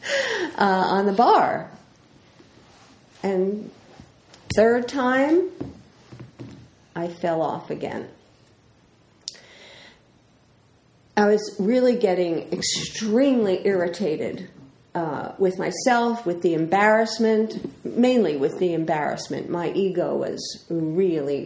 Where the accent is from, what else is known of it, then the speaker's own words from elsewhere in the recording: New York City, New York, United States; I'm from the Bronx